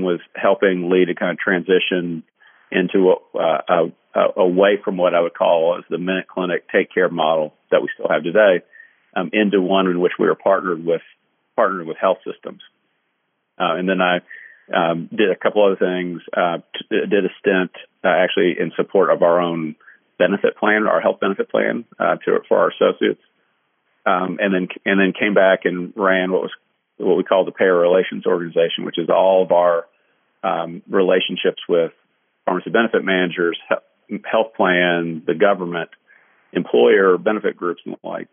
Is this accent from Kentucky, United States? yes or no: yes; Kentucky, United States; moved away; I'm from Kentucky